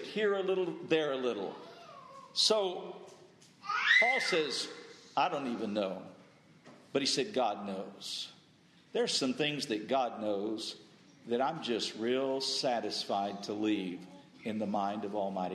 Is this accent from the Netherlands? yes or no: no; the South, United States; I grew up in the South